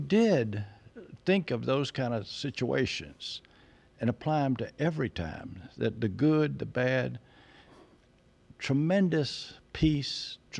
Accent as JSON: {"language": "English", "town": "Conyers", "region": "Georgia", "country": "United States", "said": "Conyers, Georgia."}